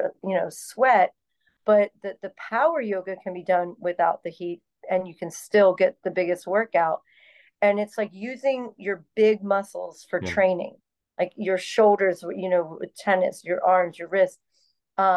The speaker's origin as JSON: {"language": "English", "town": "Orlando", "region": "Florida", "country": "United States", "tie": "born or raised there", "said": "Being born and raised in Orlando"}